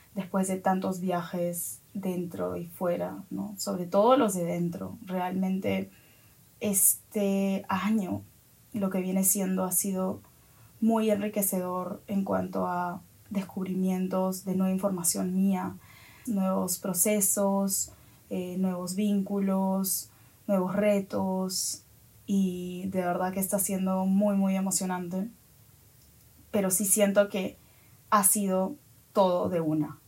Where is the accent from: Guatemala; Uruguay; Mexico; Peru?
Peru; Ahora estoy en mi país, en Perú